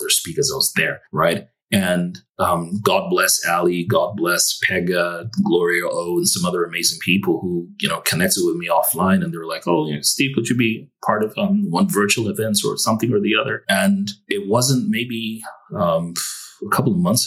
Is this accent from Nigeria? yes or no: yes; Nigeria; moved away as an adult; now in United States; I'm Nigerian, and you know, most, you know, Nigeria doesn't have the best of reputations, even though we have amazing people